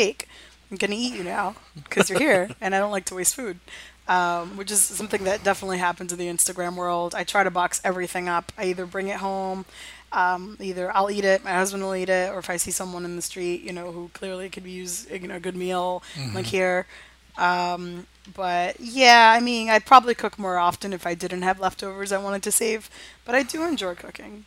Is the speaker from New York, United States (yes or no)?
yes; New York City, New York, United States; I was born and raised in New York